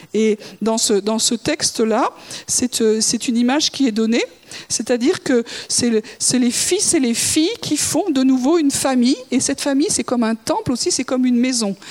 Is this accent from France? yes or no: yes; France; je suis française